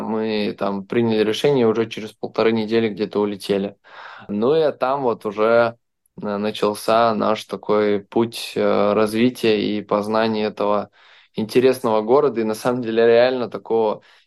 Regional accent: Belarus; now in Dubai, United Arab Emirates; Я сам из Беларуси

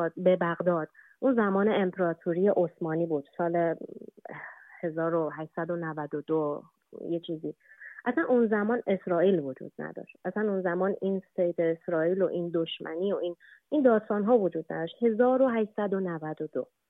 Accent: Iran; ایران وطن ماست ایران کشور ماست ما قبل از هر چیز ایرانی هستیم

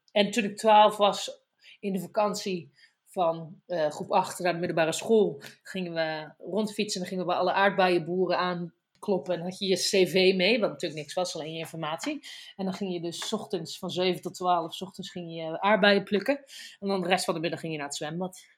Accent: North Brabant, Netherlands; als je in Brabant woont, zeker op wij zijn 10 minuten van de Belgische grens

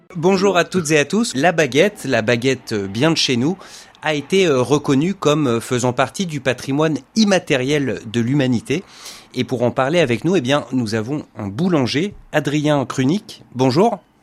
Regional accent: France; en tant que Français

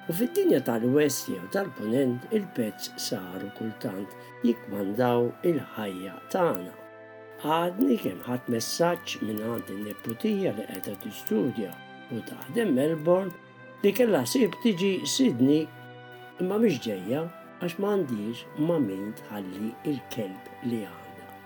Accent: Malta; now in Australia; ma kienux parti mill-kultura tagħna bħala Maltin.

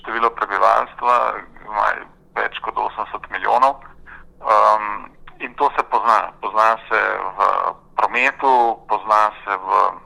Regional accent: Ljubljana, Slovenia; moved away as an adult; also born or lived in Turkey; now in Canberra, Australia; jaz sem v bistvu rojen Ljubljančan, ki sem tam obiskoval osnovno, srednjo šolo

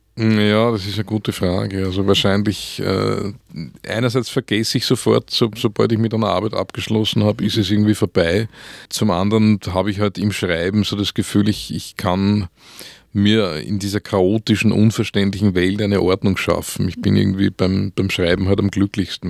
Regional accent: Vöcklabruck, Upper Austria, Austria; Und ich bin in Oberösterreich aufgewachsen

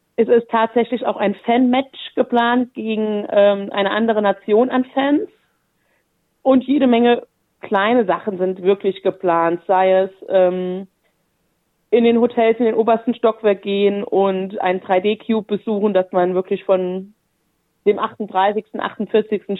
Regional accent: Saarland, Germany; moved away as an adult; now in Wolfsburg, Germany; wodurch ich auch meine Heimat, das Saarland äh, im Südwesten Deutschlands verlassen habe und tatsächlich 2016 dann nach Wolfsburg gezogen bin

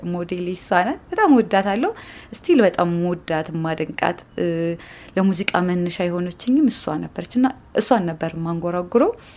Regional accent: Wollo, Amhara, Ethiopia; እኔ ያው እንዳልኩ የወሎ ልጅ ነኝ

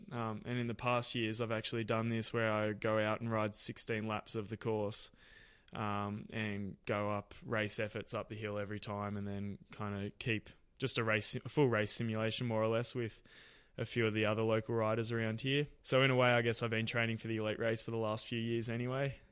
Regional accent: Ballarat, Victoria, Australia; being my hometown

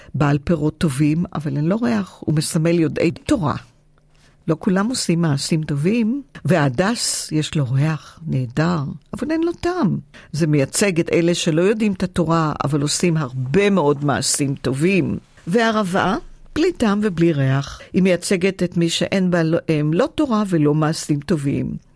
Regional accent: Givatayim, Tel Aviv District, Israel; now in Australia; היה לנו בית פרטי בגבעתיים

